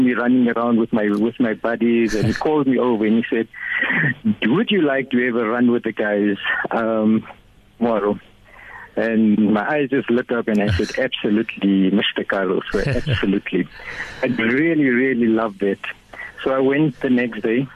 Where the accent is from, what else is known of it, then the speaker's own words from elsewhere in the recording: Vereeniging, Gauteng, South Africa; now in Johannesburg, South Africa; We grew up in Roshni